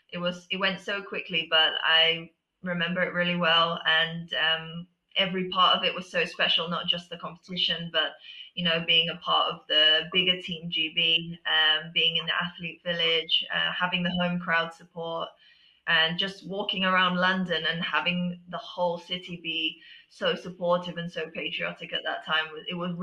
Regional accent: Tokyo, Japan; born there; Yeah, so I was born in Tokyo, and half of my family live there.

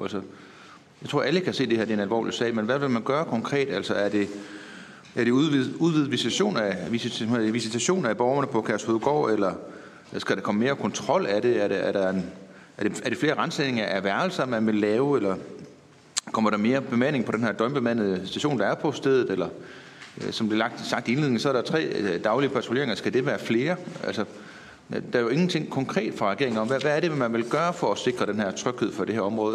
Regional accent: Herning, Central Denmark Region, Denmark; Altså jeg er jo selv fra Herning af.

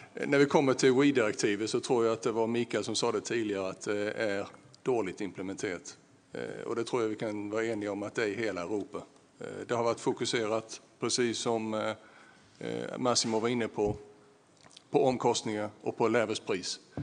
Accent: Bornholm, Capital Region of Denmark, Denmark; accent: Bornholmian; min bornholmske accent

